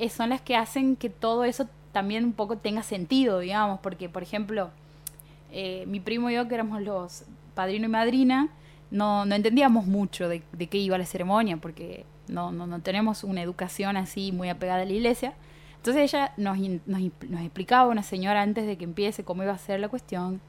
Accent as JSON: {"language": "Spanish", "town": "Fernández", "region": "Santiago del Estero", "country": "Argentina", "said": "soy de Fernández, el bautismo era en Fernández"}